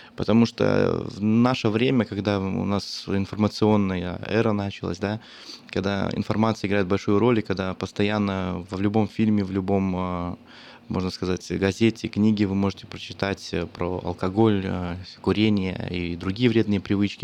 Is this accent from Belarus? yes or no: yes; Belarus; now in Sacramento, United States; я как белорус